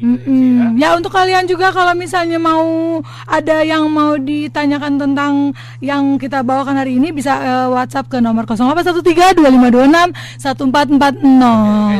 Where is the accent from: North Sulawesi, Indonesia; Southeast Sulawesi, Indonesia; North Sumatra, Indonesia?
North Sumatra, Indonesia; saya dari Sumatera Utara